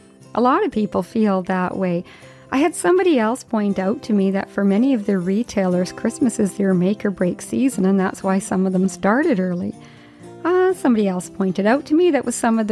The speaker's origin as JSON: {"language": "English", "region": "Yukon", "country": "Canada", "tie": "born or raised there", "said": "when I was a child and I was growing up in the Yukon"}